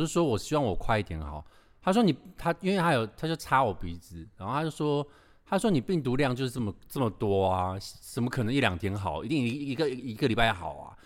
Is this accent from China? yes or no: no; Taiwan; 我们台湾人